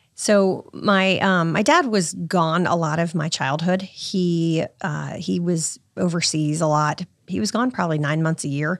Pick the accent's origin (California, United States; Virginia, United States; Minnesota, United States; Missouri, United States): Virginia, United States; Virginia Beach; I grew up in Virginia Beach